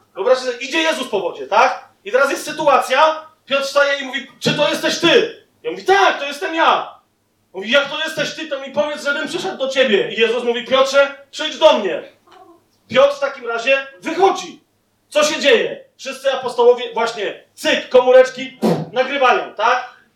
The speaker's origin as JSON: {"language": "Polish", "country": "Poland", "said": "jesteśmy z Polski"}